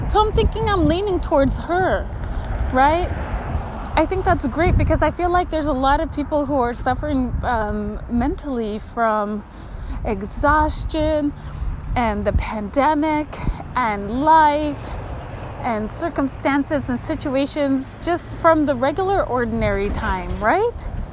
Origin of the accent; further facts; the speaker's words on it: Kotzebue, Alaska, United States; I grew up in Kotzebue and it was very cold